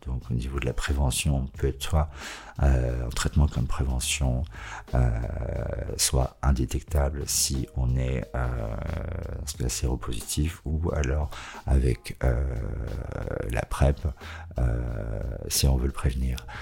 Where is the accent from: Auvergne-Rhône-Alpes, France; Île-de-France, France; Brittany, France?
Auvergne-Rhône-Alpes, France; Savoie; now in Lyon, France; J'ai grandi en Savoie, au pied des montagnes